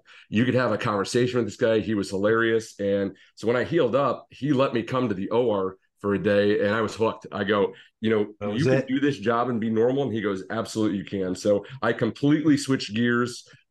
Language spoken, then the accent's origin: English; Canton, Ohio, United States; Yeah, so I grew up in Canton, Ohio, as the suit of armor behind me would denote.